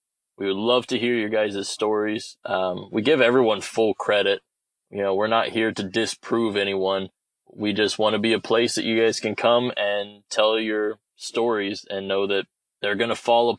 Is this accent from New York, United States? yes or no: no; Ohio, United States; We are originally from Ohio, but we have since moved just about everywhere in the country, it seems.